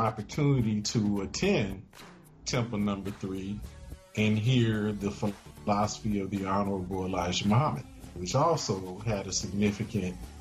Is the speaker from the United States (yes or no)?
yes; Chicago, Illinois, United States; I was born in Chicago, Illinois.